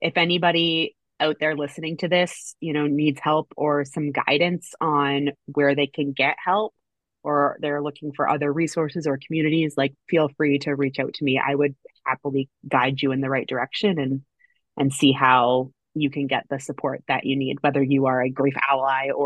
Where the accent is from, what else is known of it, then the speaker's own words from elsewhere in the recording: Canada; I'm Canadian